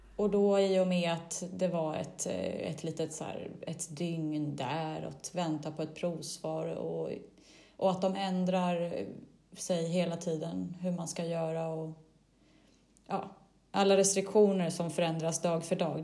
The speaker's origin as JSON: {"language": "Swedish", "town": "Stockholm", "region": "Stockholm County", "country": "Sweden", "moved": "as an adult", "lives_now": "Greece", "said": "jag inte kände att jag levde 100% lyckligt och fullt hemma i Sverige, i Stockholm"}